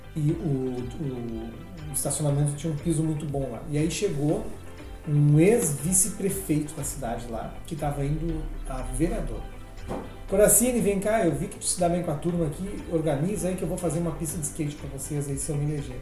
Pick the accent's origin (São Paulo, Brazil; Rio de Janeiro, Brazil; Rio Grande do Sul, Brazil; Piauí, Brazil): Rio Grande do Sul, Brazil; Cruz Alta; now in Gramado, Brazil; Nasci em Cruz Alta, Rio Grande do Sul.